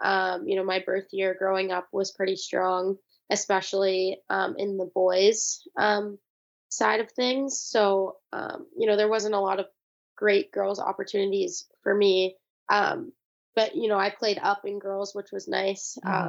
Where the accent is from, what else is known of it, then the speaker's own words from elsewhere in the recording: California, United States; it was awesome growing up in California, and I'm super honored to be, you know, from there